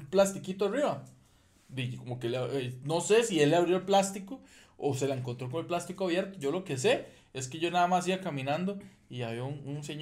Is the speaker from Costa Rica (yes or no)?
yes; Costa Rica; yo soy tico